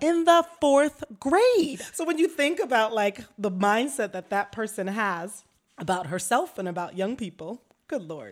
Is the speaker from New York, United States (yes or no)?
yes; White Plains, New York, United States; growing up in White Plains, New York, Westchester County, an affluent community right north of New York City